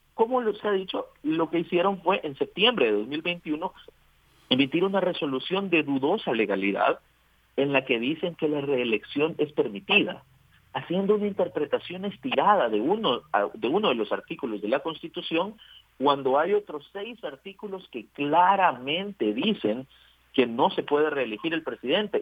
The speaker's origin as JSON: {"language": "Spanish", "country": "El Salvador", "said": "somos los salvadoreños"}